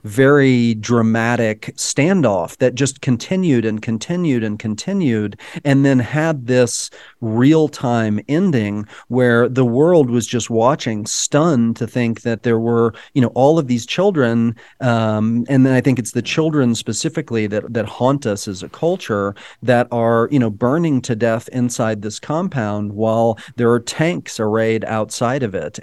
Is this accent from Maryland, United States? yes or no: no; Dallas, Texas, United States; And I, too, grew up in Texas, right? I, I grew up in Dallas, not far away from it